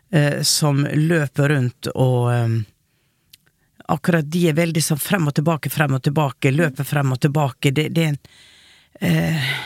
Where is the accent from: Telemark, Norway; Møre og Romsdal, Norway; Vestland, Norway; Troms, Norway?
Møre og Romsdal, Norway; Hareid; Jeg er fra Hareid